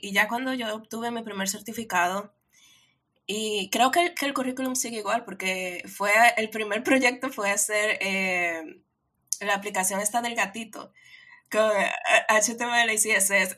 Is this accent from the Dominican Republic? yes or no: yes; Dominican Republic; yo soy de República Dominicana. República Dominicana es una islita en el Caribe